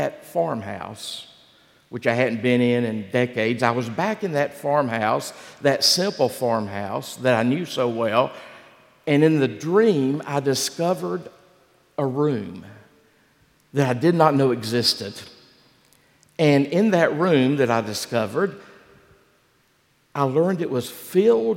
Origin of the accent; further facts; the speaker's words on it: Gaston County, North Carolina, United States; Gaston County, where I grew up.